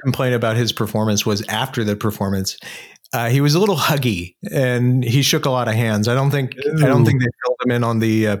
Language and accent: English; Indiana, United States; My home state of Indiana.